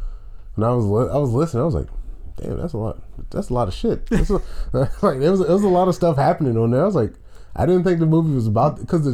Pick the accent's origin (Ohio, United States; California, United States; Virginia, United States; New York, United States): Virginia, United States; Richmond; born or raised there